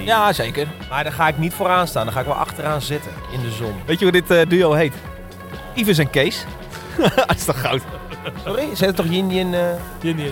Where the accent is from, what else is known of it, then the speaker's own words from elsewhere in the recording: Horst, Limburg, Netherlands; Ik kom uit Horst